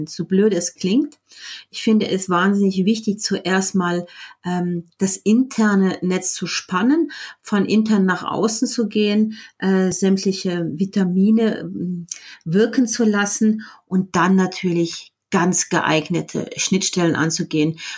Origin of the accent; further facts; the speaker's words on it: Germany; now in Switzerland; Ich ähm, bin Deutsche, aber lebe in der Schweiz. Deswegen spreche ich kein Schweizerdeutsch.